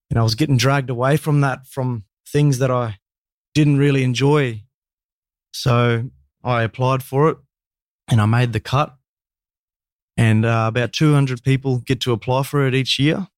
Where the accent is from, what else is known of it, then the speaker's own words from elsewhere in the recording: Cairns, Queensland, Australia; born and bred in Cairns, Cairns, far north Queensland boy